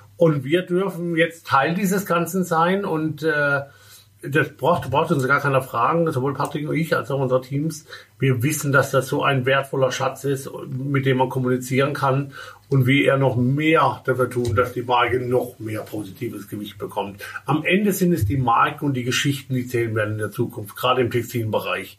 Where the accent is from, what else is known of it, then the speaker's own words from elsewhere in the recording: Baden-Württemberg, Germany; moved away as an adult; Ich komme gebürtig aus dem Badischen, mhm. dem wunderschönen Badischen. Äh, und äh, habe dort 20 Jahre gelebt